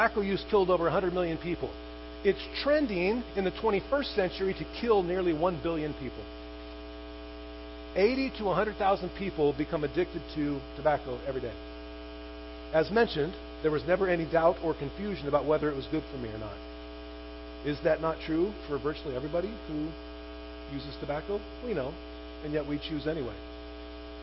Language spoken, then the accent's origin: English; Chino, California, United States; I grew up in Chino